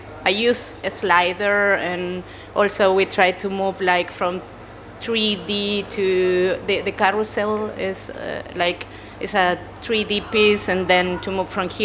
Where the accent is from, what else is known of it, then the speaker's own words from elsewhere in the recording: Chile; English is a second language; moved away; I come from Chile, South America.